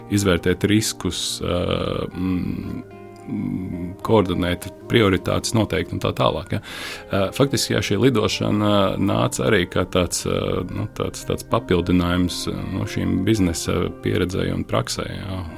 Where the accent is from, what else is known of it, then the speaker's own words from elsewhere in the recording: Riga, Latvia; also born or lived in Usma Lake, Courland; Esmu rīznieks. Es esmu dzimis, eh, dzimis Rīgā, mācījies Rīgā